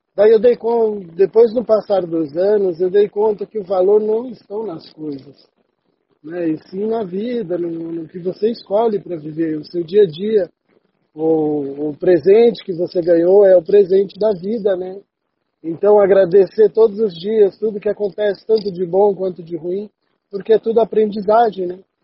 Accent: São Paulo, Brazil; moved away as an adult; also born or lived in England; now in Curitiba, Brazil; Eu sou de São Paulo, né? Atualmente eu estou em Curitiba

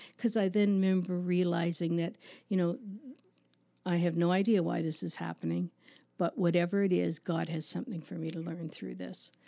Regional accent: Toronto, Ontario, Canada; also born or lived in Markham, Ontario; now in Listowel, Canada; I grew up in Agincourt, which is a suburb of Toronto

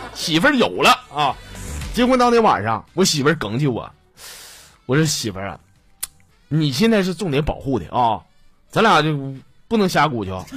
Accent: Northeast China, China; 作为一个土生土长，我是没有离开过黑土地的东北人

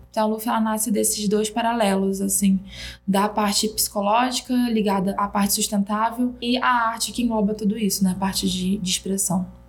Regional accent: Rio de Janeiro, Brazil; moved away as an adult; also born or lived in Belém, Pará; now in São Paulo, Brazil; Eu nasci em Belém do Pará, mas eu fui criada no Rio de Janeiro e moro há seis anos em São Paulo.

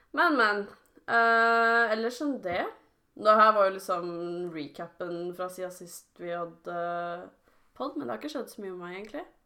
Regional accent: around Oslo, Viken, Norway; vi rundt Oslo

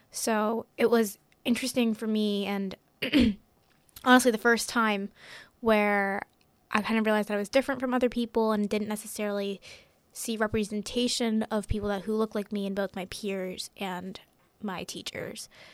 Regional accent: Hillsborough, New Jersey, United States; I'm a senior at Hillsborough High School, and Um, I was born in the United States

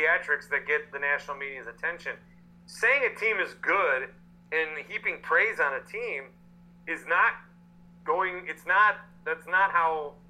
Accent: Wisconsin, United States; we are from Wisconsin. We're from this area.

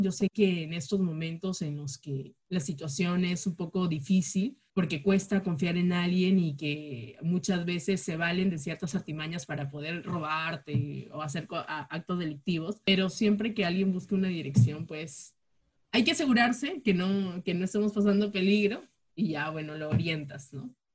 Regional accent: Chiclayo, Lambayeque, Peru; moved away as an adult; also born or lived in Jaén; now in Lima, Peru; yo no nací en Lima, no me he criado en Lima, yo soy este, de Chiclayo

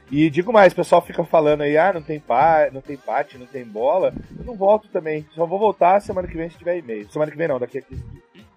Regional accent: Brazil; Eu, como brasileiro, né, como brasileirinho

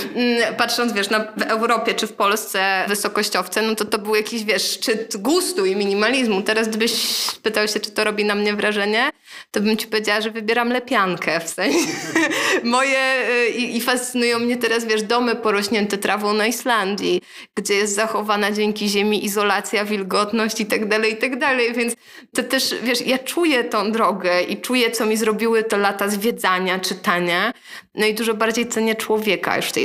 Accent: Warsaw, Masovian Voivodeship, Poland; ja się wychowałam na Starym Żoliborzu

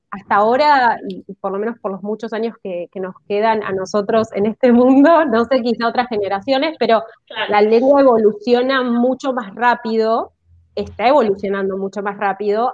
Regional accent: Argentina; como argentinos

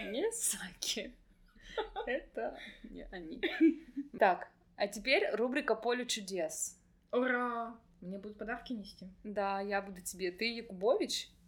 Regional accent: Vladivostok, Primorsky Krai, Russia; я из Владивостока.

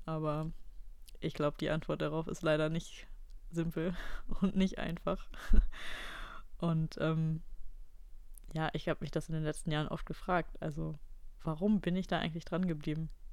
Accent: Ratingen, North Rhine-Westphalia, Germany; moved away; in meinem Heimatdorf in Ratingen

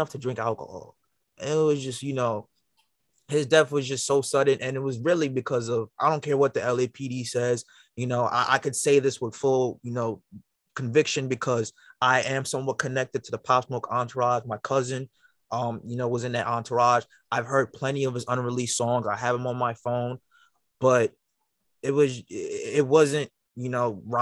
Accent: New York City, New York, United States; now in Long Island, United States; I'm from Brooklyn as well

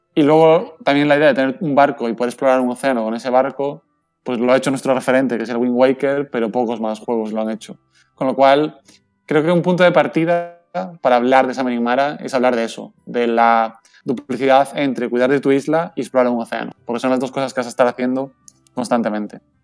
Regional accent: Valencian Community, Spain; aquí en Valencia desde las oficinas, estamos en el puerto, literalmente

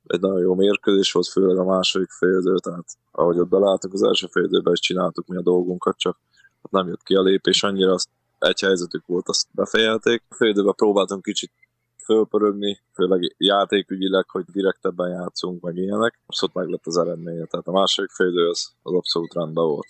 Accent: Forráskút, Csongrád-Csanád, Hungary; born or raised there; moved away; also born or lived in Budapest

